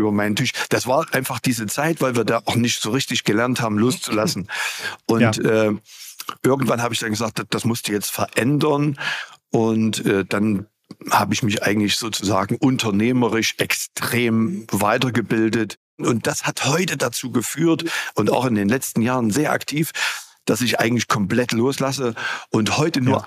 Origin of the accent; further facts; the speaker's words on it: Gera, Thuringia, Germany; wieder rüber zu mir in meine Heimat und habe dann die erste Fahrschule 1990 im März gegründet